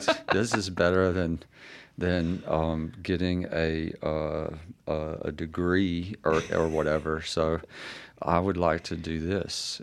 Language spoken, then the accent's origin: English; Laurel, Mississippi, United States; also born or lived in Jackson Hole, Wyoming; my hometown is Laurel, Mississippi